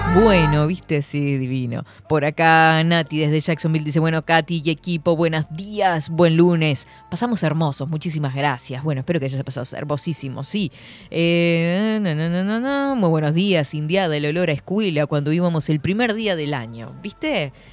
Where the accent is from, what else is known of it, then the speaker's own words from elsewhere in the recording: Uruguay; como uruguayos